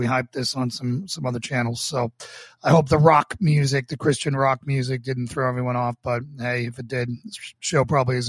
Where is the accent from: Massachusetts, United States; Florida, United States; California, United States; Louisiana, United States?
Massachusetts, United States; Boston; also born or lived in New York; as a Boston police officer in my hometown.